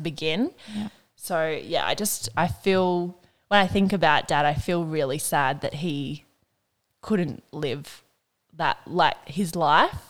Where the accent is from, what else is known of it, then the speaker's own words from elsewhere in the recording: Burringbar, New South Wales, Australia; also born or lived in Ocean Shores; I lived there from when I was like born to I was five. And then I moved to Burringbar